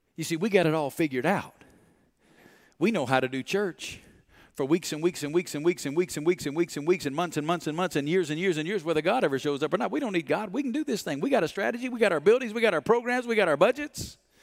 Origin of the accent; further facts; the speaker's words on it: Alabama, United States; moved away as an adult; now in Las Vegas, United States; I grew up in Alabama, and if you're from Alabama, you don't go to Las Vegas